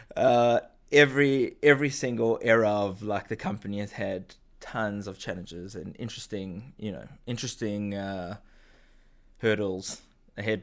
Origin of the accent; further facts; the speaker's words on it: South Africa; moved away as an adult; now in Israel; grew up in South Africa, moved to Israel, uh, when I was in my early twenties